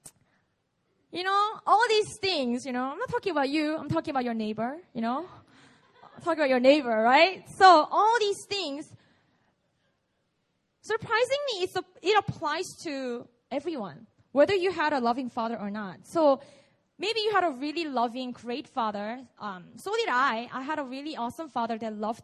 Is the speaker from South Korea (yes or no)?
yes; South Korea; English is a second language; I grew up here, so English is my second language.